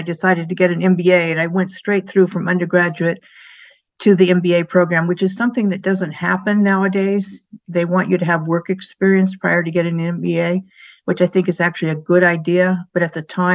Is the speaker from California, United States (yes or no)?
yes; San Diego, California, United States; I grew up in San Diego, have three sisters, and I was living the nice beach life